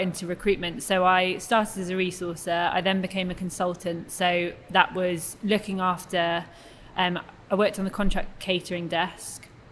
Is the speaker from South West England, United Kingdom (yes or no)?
yes; Cheltenham, South West England, United Kingdom; also born or lived in Newcastle / Cardiff; I'm originally from Newcastle, and then when I was nine, I moved to Cheltenham. So I'd say I was brought up and raised in Cheltenham